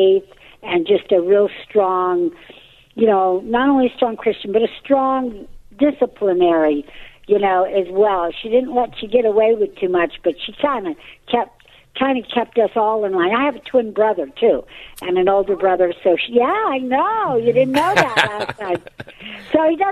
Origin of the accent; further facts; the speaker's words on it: Southern California, United States; also born or lived in Upland, California; I'm from Southern California. I live in a little city called Upland